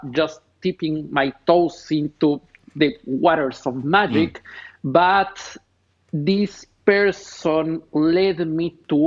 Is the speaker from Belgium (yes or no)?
no; Ecuador; moved away as an adult; now in Los Angeles, United States; Born and raised in Ecuador